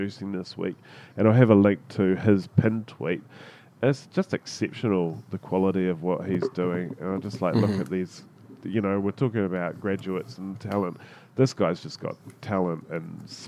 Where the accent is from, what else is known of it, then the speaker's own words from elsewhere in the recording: New Zealand; as a Kiwi